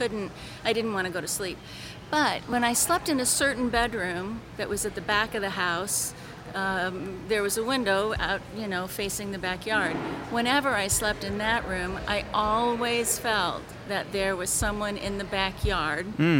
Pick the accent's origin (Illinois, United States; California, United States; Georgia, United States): Illinois, United States; Virden; now in St. Louis, United States; I'm from Verdon, Illinois, but I live in St. Louis now